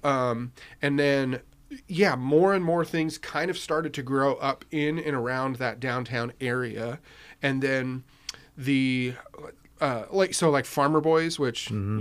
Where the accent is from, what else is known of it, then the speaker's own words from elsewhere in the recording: Riverside, California, United States; that part of growing up in Riverside